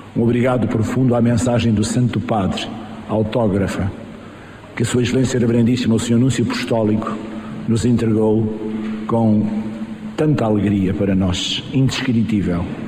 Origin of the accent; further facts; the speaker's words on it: Island of Mozambique, Nampula, Mozambique; na ilha de Moçambique, é a minha terra onde eu nasci